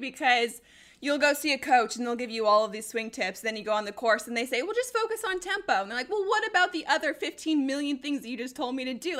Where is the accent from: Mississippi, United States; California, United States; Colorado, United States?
Colorado, United States; moved away; also born or lived in Denver; We both grew up in Colorado.